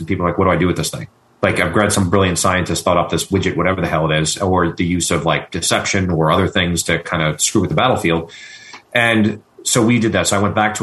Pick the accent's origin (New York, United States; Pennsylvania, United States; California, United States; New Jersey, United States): New York, United States; moved away; also born or lived in Washington, D.C.; as a New Yorker